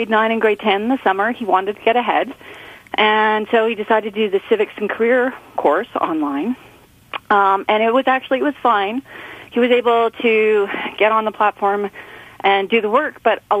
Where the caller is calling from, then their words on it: Mono, Ontario, Canada; I'm calling from Mono, Ontario.